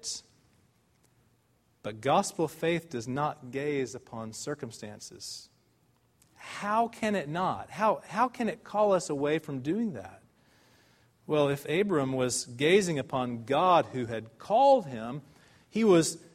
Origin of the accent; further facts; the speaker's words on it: United States; now in Dallas, United States; as Americans